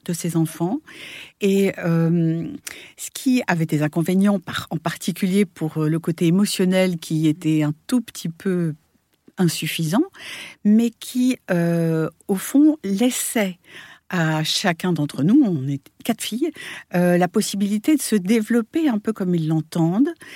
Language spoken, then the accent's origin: French; France; moved away as an adult; now in New York, United States; je suis née à New York. J'ai été, j'ai été élevée pendant huit ans là-bas. Puis après, je suis revenue en France et où j'ai passé une grande partie de ma vie jusqu'à il y a 15 ans